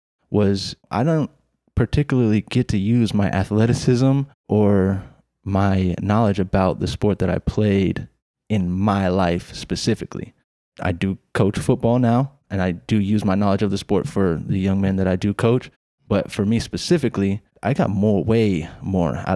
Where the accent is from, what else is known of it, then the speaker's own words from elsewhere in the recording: the South, United States; moved away as an adult; I'm some kid from the South